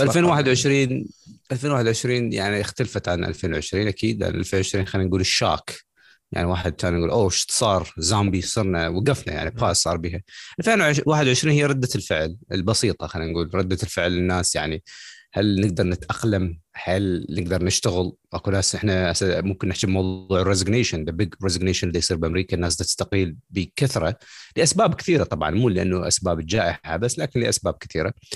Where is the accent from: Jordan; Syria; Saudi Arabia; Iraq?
Iraq; now in United States; انا كعراقي